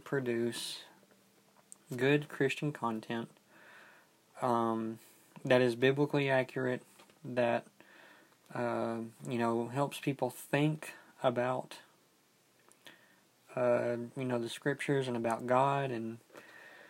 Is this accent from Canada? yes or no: no; United States; we Americans